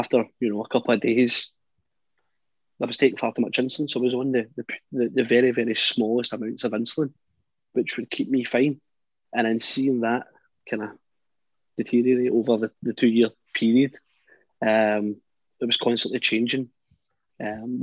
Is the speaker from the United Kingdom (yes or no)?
yes; Scotland, United Kingdom; I was from Scotland